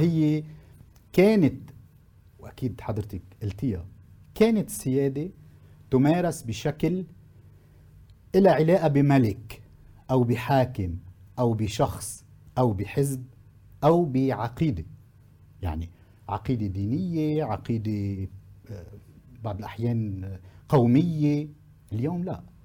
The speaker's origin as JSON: {"language": "Arabic", "country": "Lebanon", "said": "عندنا بلبنان"}